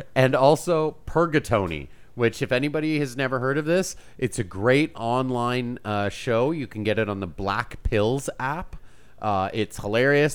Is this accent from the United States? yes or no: no; Canada; I'm Canadian.